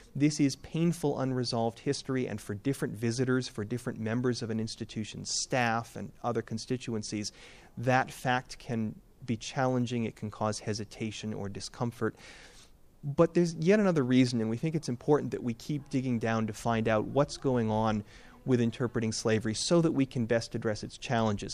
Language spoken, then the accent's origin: English; Boston, Massachusetts, United States; I'm from New England